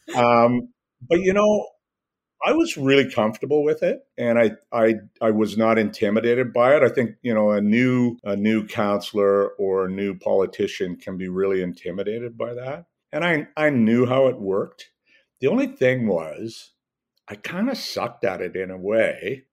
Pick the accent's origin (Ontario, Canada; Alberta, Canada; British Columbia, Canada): Alberta, Canada; Edmonton; I grew up in Northeast Edmonton.